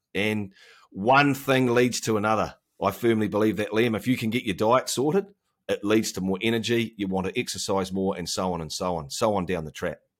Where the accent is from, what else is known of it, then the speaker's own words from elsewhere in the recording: Auckland, New Zealand; So I live in Auckland, New Zealand, which is the biggest city in New Zealand. We're not far from Australia. Of course, we have a great bond with those guys. Um, I've lived here my entire life